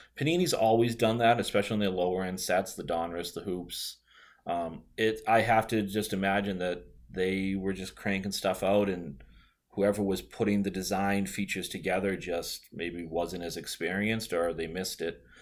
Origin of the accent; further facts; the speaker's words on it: Boston, Massachusetts, United States; I'm from the Boston area, and if they don't, they can probably tell by my, my bad accent